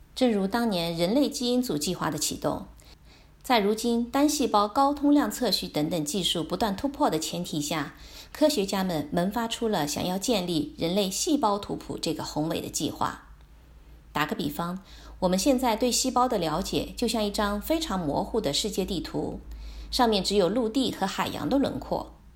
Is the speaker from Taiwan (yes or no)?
no; China; 我们中国人